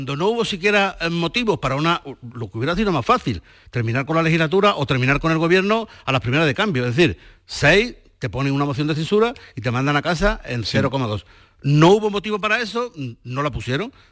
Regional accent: Gaucín, Andalusia, Spain; mi pueblo

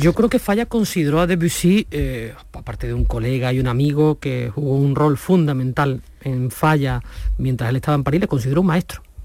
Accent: Nerva, Andalusia, Spain; desde mi pueblo, desde Nerva

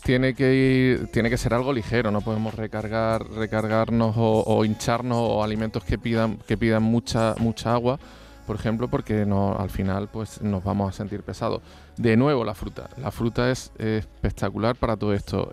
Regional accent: Cazorla, Andalusia, Spain; a mi tierra, al nacimiento, a Cazorla

